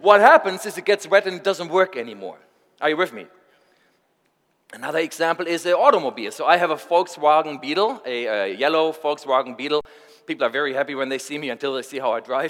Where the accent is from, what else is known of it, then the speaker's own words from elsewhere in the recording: Germany; I'm from Germany.